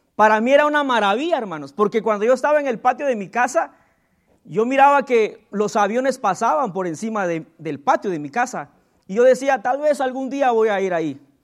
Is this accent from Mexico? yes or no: no; Guatemala; born or raised there